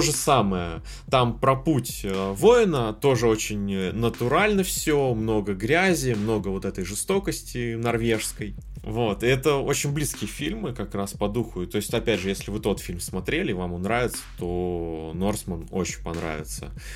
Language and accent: Russian; Kamchatka Krai, Russia; я с Камчатки